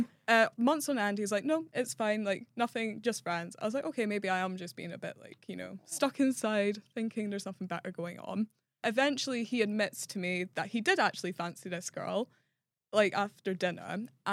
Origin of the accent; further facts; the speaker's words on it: Scotland, United Kingdom; moved away; So I come from Scotland. I went back home to visit my family during that time.